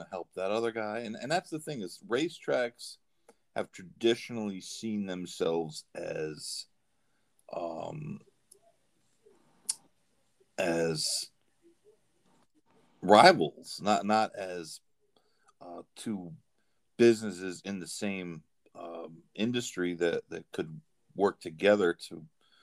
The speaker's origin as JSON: {"language": "English", "town": "Saratoga Springs", "region": "New York", "country": "United States", "tie": "born or raised there", "said": "I grew up in Saratoga"}